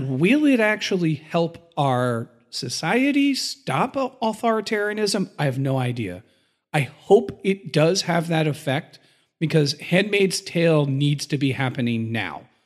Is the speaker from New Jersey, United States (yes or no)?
no; Philadelphia, Pennsylvania, United States; as a Philadelphian